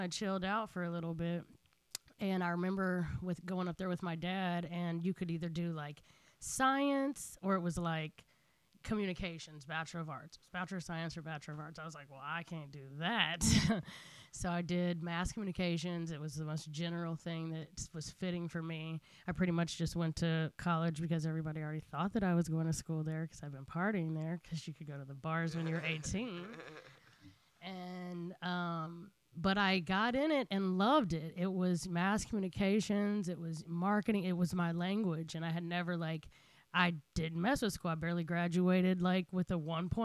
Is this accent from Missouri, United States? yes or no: yes; Kansas City, Missouri, United States; I grew up in Kansas City, Missouri